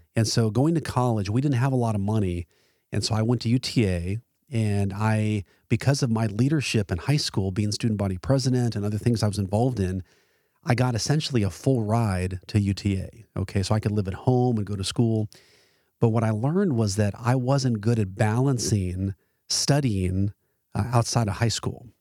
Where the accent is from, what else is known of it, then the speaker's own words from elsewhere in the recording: Arlington, Texas, United States; Sam Houston High School in Arlington, my ho-, my hometown essentially.